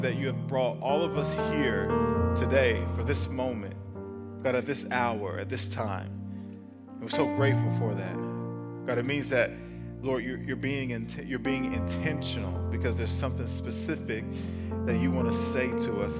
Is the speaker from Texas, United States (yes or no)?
yes; El Paso, Texas, United States; now in Huntsville, United States; I grew up in Texas, but, you know, it was El Paso